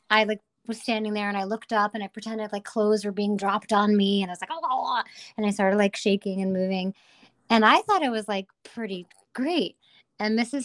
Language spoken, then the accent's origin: English; Hartford, Connecticut, United States; I'm from the Hartford, Connecticut area